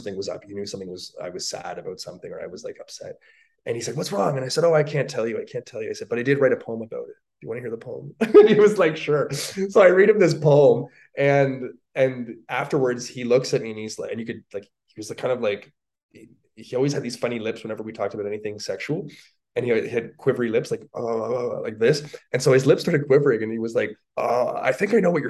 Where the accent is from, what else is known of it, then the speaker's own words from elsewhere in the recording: Toronto, Ontario, Canada; moved away as an adult; also born or lived in Virginia; now in Calgary, Canada; I'm from Toronto, Ontario, Canada. I'm a Canadian.